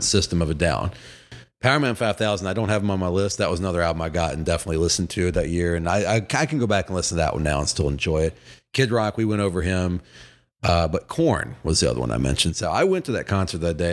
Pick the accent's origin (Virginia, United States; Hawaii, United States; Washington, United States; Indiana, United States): Virginia, United States; as a kid growing up in Virginia who was a Braves fan